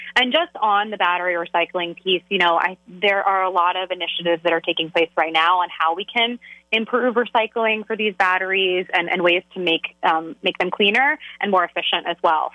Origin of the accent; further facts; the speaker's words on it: Philadelphia, Pennsylvania, United States; I'm from the Philly region